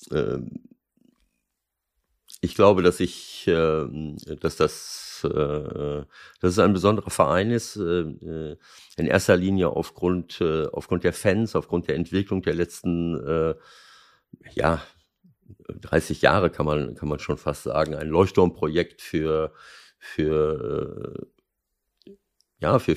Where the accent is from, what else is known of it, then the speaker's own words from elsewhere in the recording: North Rhine-Westphalia, Germany; now in Moers, Germany; ich bin auch noch unten äh, in, in meiner Heimat im Kreis Lippe Klimabotschafter.